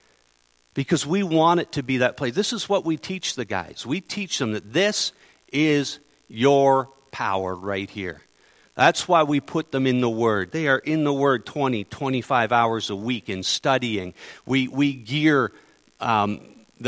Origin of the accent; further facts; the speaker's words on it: Ontario, Canada; moved away as an adult; now in Manitoba, Canada; I'm from Ontario. I've only been in Manitoba since March